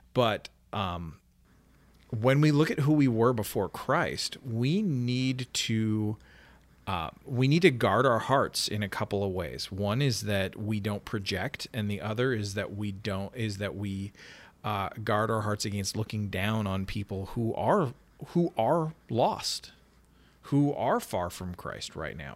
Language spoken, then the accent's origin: English; Canada; moved away; my home country